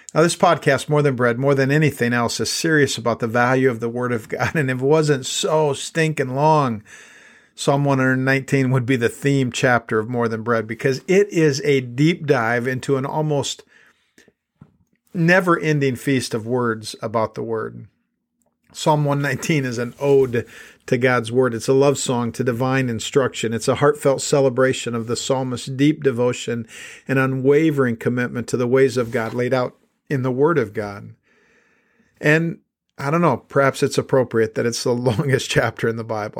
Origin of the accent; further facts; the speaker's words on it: South Dakota, United States; when I was a kid growing up in South Dakota, we didn't have all that much money